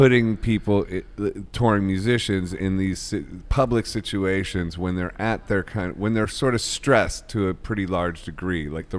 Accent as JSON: {"language": "English", "town": "Akron", "region": "Ohio", "country": "United States", "said": "Oh, good, because I'm from Ohio. I'm from Akron."}